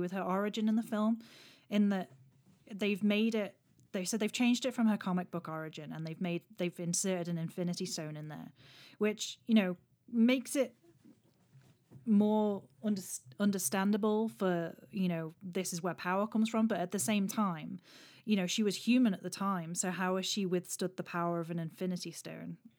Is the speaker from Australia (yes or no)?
no; Isle of Man; I'm from the Isle of Man